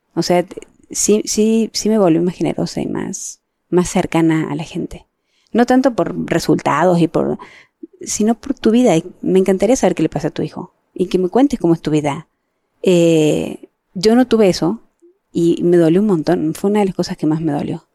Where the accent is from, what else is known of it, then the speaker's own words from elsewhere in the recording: Mexico; yo soy mexicana